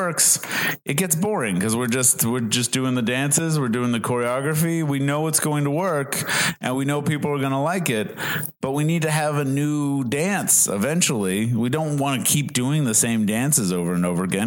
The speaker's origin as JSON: {"language": "English", "region": "Massachusetts", "country": "United States", "moved": "as an adult", "lives_now": "Southern California, United States", "said": "I'm from Massachusetts. Yeah. I came from Massachusetts, and I moved out here in like 2007"}